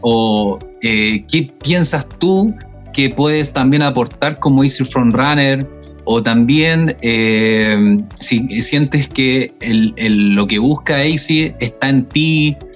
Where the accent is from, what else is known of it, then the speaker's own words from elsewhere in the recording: Chile; otras personas que somos más chilenes y hablamos español solamente